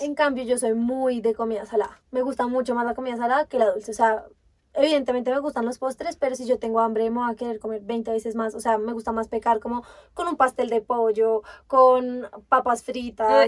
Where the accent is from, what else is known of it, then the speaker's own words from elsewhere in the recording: Bogotá, Colombia; Yo sí he vivido toda mi vida acá en Bogotá, o sea, nací en Bogotá, crecí en Bogotá, sigo en Bogotá